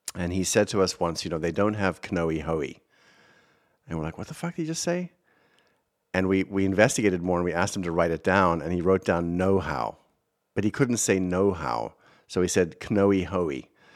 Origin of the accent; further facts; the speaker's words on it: South Africa; accent: South African; moved away as an adult; now in United States; I am from South Africa. I do speak funny.